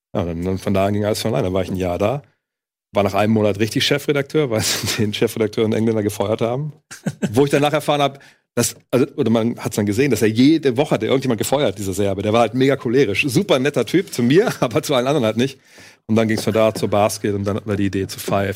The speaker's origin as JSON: {"language": "German", "town": "Wolfsburg", "region": "Lower Saxony", "country": "Germany", "tie": "born or raised there", "also_born_or_lived": "Cologne", "moved": "as an adult", "said": "Ich komme aus Wolfsburg"}